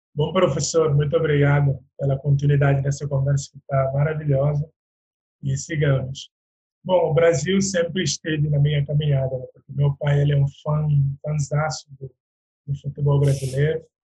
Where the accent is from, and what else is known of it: Guinea-Bissau; moved away as an adult; now in Brazil